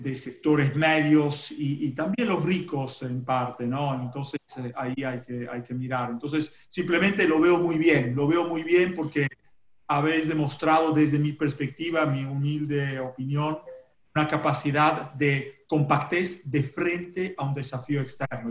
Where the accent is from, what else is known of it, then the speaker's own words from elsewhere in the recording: Italy; Spanish is a second language; moved away as an adult; now in Argentina; yo soy un italiano